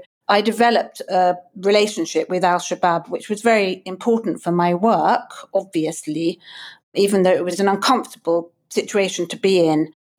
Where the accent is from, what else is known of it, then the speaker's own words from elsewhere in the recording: Kenya; also born or lived in lots of African countries; I was brought up in Kenya and I've lived in lots of African countries.